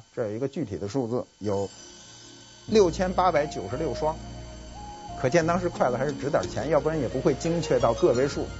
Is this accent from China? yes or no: yes; China; 这也跟我们中国人的固有的财产观有关系。